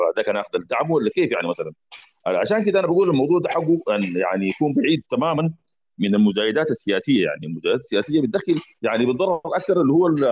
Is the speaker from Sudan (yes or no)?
yes; Sudan; عندنا في السودان